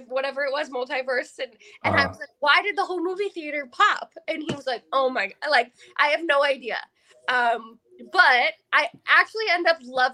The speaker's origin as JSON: {"language": "English", "town": "Oak Ridge", "region": "New Jersey", "country": "United States", "tie": "born or raised there", "moved": "as an adult", "lives_now": "Florida, United States", "said": "I grew up in New Jersey in a small town called Oak Ridge"}